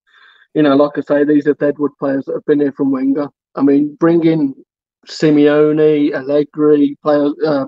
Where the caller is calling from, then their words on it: England, United Kingdom; I'm a mate from the Midlands.